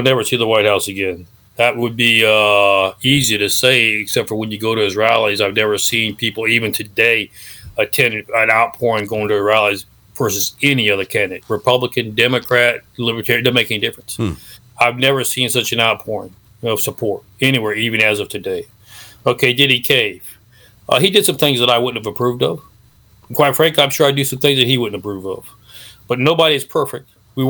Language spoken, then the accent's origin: English; Mexico; I grew up in Mexico. I lived in a foreign country. My parents were missionaries.